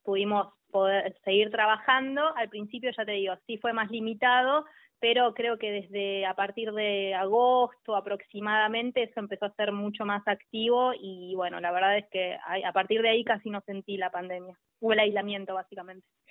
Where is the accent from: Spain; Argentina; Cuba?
Argentina; Tierra del Fuego; moved away as an adult; also born or lived in La Plata; yo soy fueguina, soy de Tierra del Fuego, mm. eh, tengo a toda mi familia allá y a los 18 años me vine a estudiar a la Universidad Nacional de La Plata